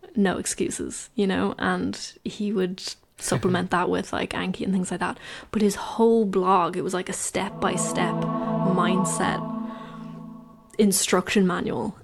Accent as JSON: {"language": "English", "country": "Ireland", "said": "I'm from Ireland"}